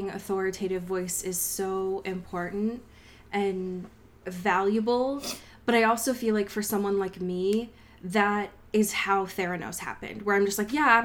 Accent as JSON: {"language": "English", "region": "New Jersey", "country": "United States", "said": "and then I say I'm from Jersey"}